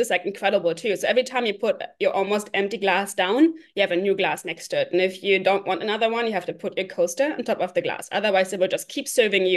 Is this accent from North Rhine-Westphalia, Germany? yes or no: yes; Cologne, North Rhine-Westphalia, Germany; English is a second language; moved away as an adult; also born or lived in Boston, United States; now in California, United States; I grew up just outside of Cologne area